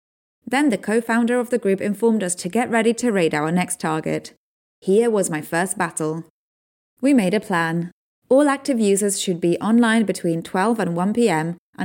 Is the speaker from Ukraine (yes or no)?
yes; Ukraine; part of an online army of people fighting disinformation and propaganda in my home country of Ukraine.